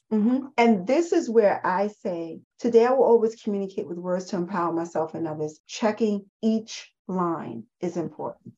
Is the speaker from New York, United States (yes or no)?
yes; New York City, New York, United States; I'm a girl from the Bronx